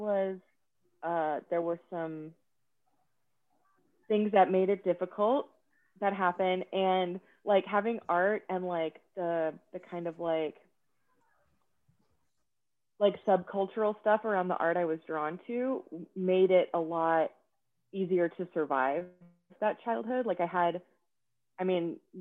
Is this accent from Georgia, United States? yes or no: yes; Atlanta, Georgia, United States; moved away as an adult; also born or lived in San Francisco / Austin; I grew up in Atlanta and I'm an only child